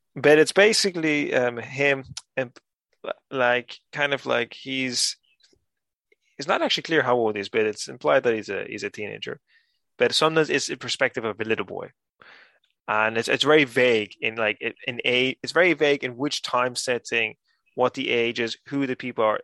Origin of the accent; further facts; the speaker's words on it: Gran Canaria, Canary Islands, Spain; moved away; also born or lived in Ireland; I was born in the Canaries and raised here uh, and, and in Ireland